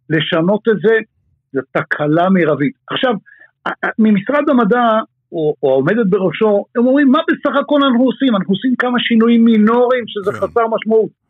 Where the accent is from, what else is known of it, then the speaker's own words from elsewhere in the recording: Israel; ומה שאנחנו טובים בתור ישראלים